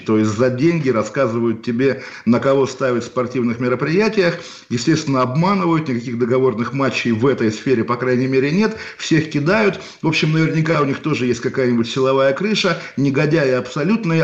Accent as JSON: {"language": "Russian", "town": "Kaliningrad", "region": "Kaliningrad Oblast", "country": "Russia", "tie": "born or raised there", "said": "у меня на родине в Калининграде"}